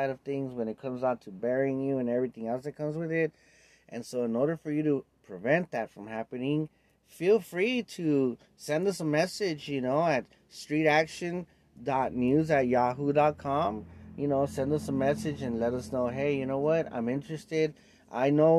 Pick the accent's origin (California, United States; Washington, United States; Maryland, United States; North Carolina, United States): California, United States; Los Angeles; I was born and raised in East